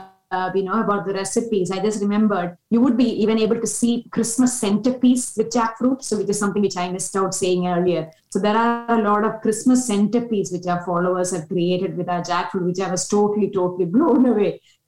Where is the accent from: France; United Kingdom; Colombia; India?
India; being an Indian